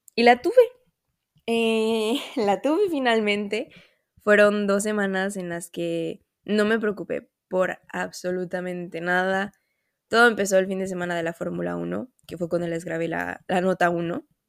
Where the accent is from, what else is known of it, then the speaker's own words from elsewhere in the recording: Mexico; moved away; yo soy mexicana